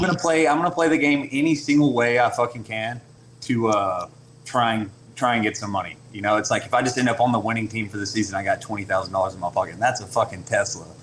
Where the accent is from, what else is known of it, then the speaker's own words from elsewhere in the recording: LaFayette, Georgia, United States; also born or lived in Chattanooga, Tennessee; now in Cartersville, United States; I grew up in Lafayette, Georgia